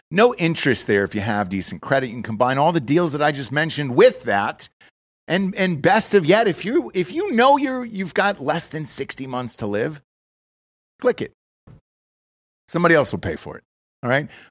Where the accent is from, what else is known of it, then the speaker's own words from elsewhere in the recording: United States; I'm an American